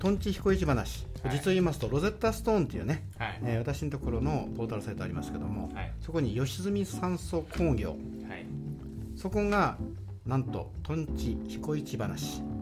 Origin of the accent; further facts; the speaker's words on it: Kumamoto, Japan; accent: Kumamoto dialect; 熊本弁は喋りますが、はいわかりますが、はいちーっと違うとですね